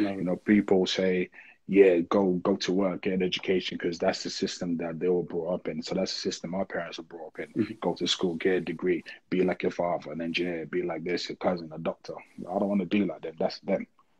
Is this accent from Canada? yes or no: no; Niger; I remember growing up in Niger, my mom used to make like a massive bowl of it